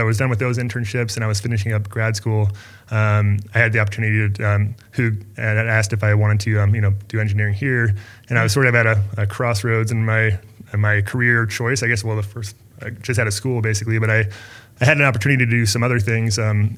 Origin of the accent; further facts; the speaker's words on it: Littleton, Colorado, United States; also born or lived in Boulder, Colorado; I'm actually from Littleton. So I'm like basically 15 minutes from here is where I grew up